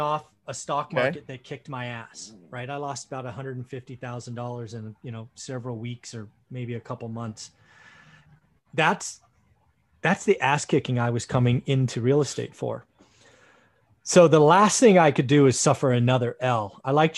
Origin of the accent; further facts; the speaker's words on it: Sunnyvale, California, United States; also born or lived in Santa Clara; I grew up in Sunnyvale, lived in Santa Clara.